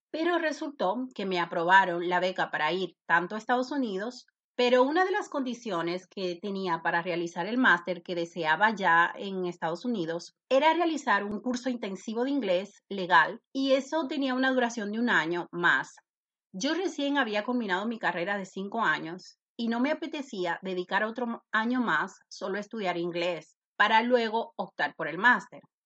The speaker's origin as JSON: {"language": "Spanish", "town": "Santo Domingo", "region": "Distrito Nacional", "country": "Dominican Republic", "tie": "born or raised there", "moved": "as an adult", "lives_now": "Spain", "said": "Nací en República Dominicana, en la capital, en Santo Domingo."}